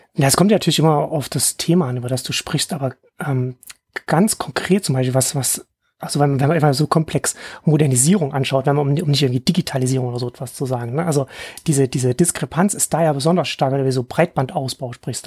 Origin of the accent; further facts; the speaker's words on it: Ore Mountains, Saxony, Germany; ich bin in Sachsen im Erzgebirge aufgewachsen.